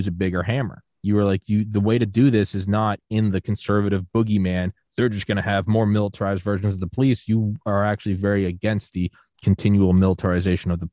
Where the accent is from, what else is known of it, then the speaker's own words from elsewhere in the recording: Atlanta, Georgia, United States; I grew up going around Atlanta